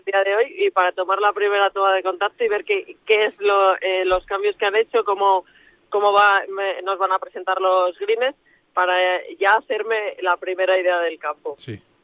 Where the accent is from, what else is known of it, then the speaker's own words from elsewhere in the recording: Valladolid, Castile and León, Spain; moved away; also born or lived in Madrid; yo soy de, de Valladolid y y me tratan muy bien y mi familia es de allí